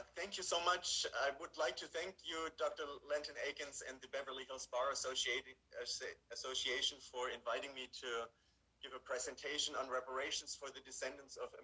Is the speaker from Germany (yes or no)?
yes; Tübingen, Baden-Württemberg, Germany; moved away; I was born in post-World War II Germany, raised in Tübingen, which is a beautiful city